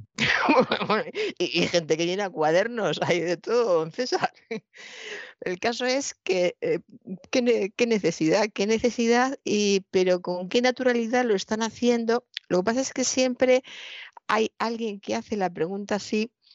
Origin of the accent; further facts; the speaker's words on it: Toledo, Castilla-La Mancha, Spain; soy de Toledo, eh, he visto durante toda mi infancia y mi juventud un maravilloso cuadro del Greco